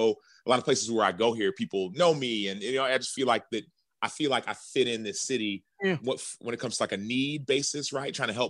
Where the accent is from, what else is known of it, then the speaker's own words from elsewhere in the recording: Dallas, Texas, United States; moved away as an adult; now in Chicago, United States; Well, I grew up in Dallas, yes, but see, my parents are from Nigeria, so we spent a lot of time at Nigerian events